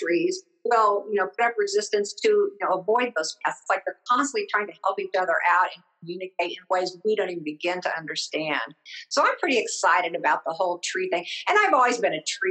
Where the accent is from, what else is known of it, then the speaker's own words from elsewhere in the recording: Midwest, United States; I'm from the Midwest